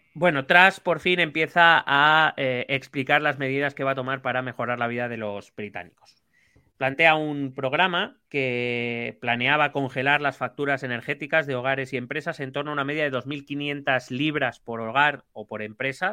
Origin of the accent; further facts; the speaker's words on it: Spain; Aquí en España